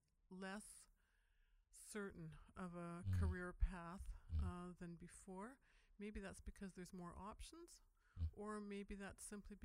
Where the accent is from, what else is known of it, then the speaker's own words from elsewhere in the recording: West Kootenays, British Columbia, Canada; I'm from the West Kootenays